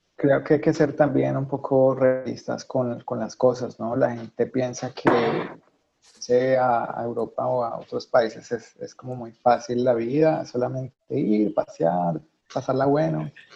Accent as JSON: {"language": "Spanish", "country": "Colombia", "moved": "as an adult", "lives_now": "Germany", "said": "soy colombiano"}